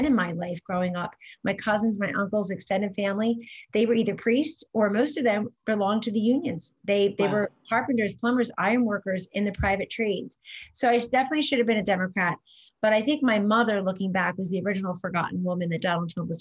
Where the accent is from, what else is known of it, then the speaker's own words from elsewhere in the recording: New Jersey, United States; moved away as an adult; also born or lived in Washington, D.C.; I grew up in South Jersey, roughly halfway between Philadelphia and Atlantic City